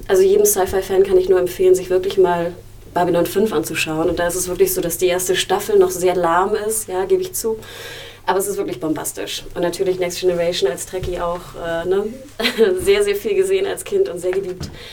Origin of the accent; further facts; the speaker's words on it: Germany; bin ich in Deutschland aufgewachsen